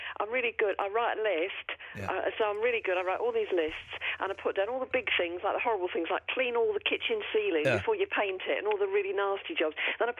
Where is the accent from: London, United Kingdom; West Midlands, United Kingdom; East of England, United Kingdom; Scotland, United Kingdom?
London, United Kingdom; also born or lived in Wiltshire; now in York, United Kingdom; Oh, God, no. I'm from London originally.